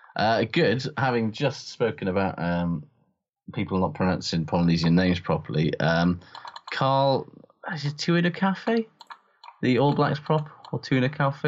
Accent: Welsh, Wales, United Kingdom; as a Welsh person

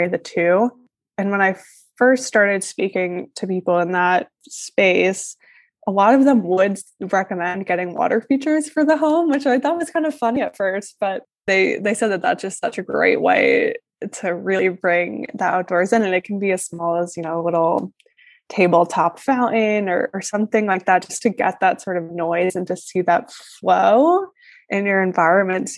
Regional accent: Northeast, United States; I live in New York City and I am from the Northeast originally

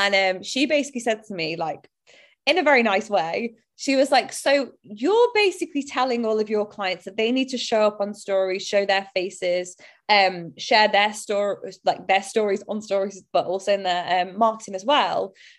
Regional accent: Bolton, North West England, United Kingdom; accent: Bolton; And I tried to change my accent. Now, naturally, over time, it has diluted as I've not lived there. But I just look back and I think it's such a shame because now I hear like my friends who stayed there and my family, and I love the Bolton accent

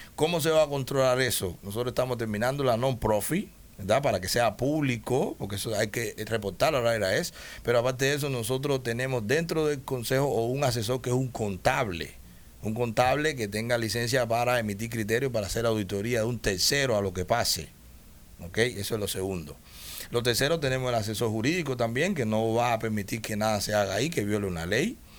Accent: Cuba; moved away; somos cubanos

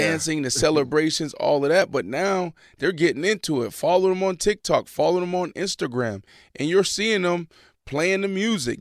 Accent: Pittsburgh, Pennsylvania, United States; growing up in Pittsburgh, like, we played football

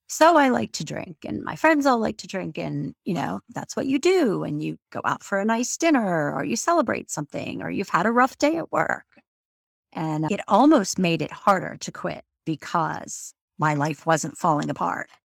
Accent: Florida, United States; moved away as an adult; also born or lived in New York City / Washington, D.C.; now in Maryland, United States; I grew up in Florida and after I graduated college, I lived in New York City for about seven and a half years

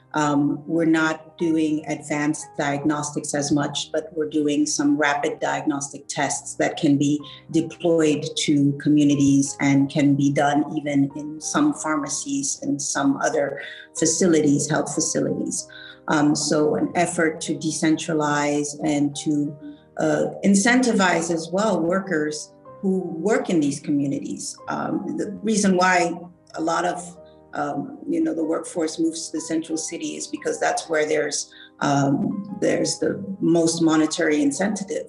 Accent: Mali; I'm from Mali.

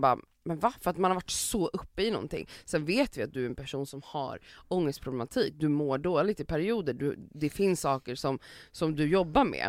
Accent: Sweden; vi som svenskar

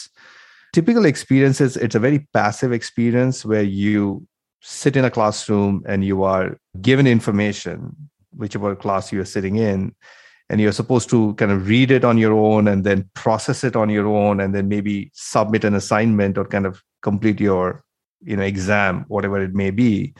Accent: India; moved away as an adult; now in United States; I grew up in India, then I came to the US, did my master's, and then worked in the industry for about 10 years

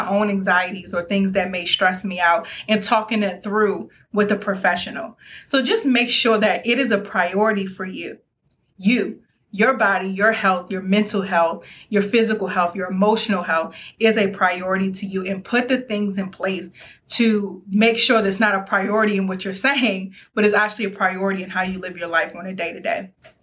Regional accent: Maryland, United States; I'm from Maryland.

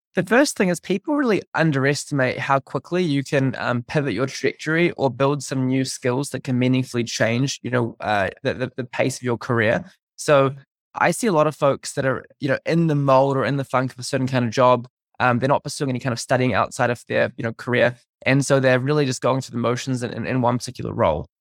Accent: New Zealand; moved away as an adult; growing up in New Zealand, uh, until I was fourteen

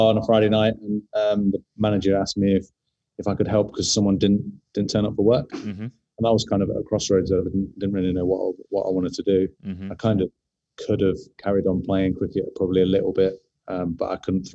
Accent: Nottingham, East Midlands, United Kingdom; accent: London; moved away as an adult; also born or lived in London; now in Sydney, Australia; I'm from Nottingham, and I'd moved to London around 13 years before

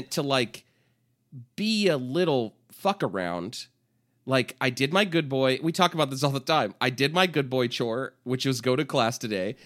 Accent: Bay Area, California, United States; I'm from the Bay Area

